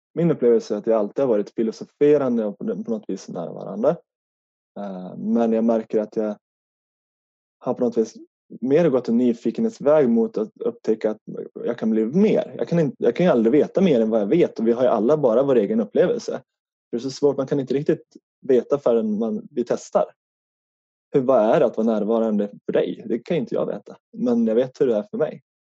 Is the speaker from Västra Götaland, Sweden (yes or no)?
no; Härnösand, Västernorrland County, Sweden; accent: Norrland dialect; now in Stockholm, Sweden; Utanför Härnösand i Norrland så eh, bor jag bott på ett hus ute på landet